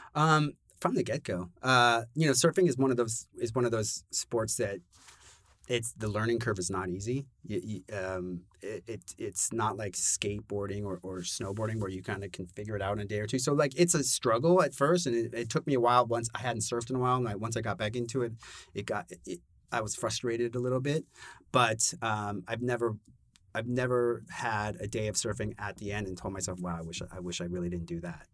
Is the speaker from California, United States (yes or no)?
yes; Los Angeles, California, United States; moved away as an adult; also born or lived in Brooklyn, New York; now in New York, United States; born and raised in Los Angeles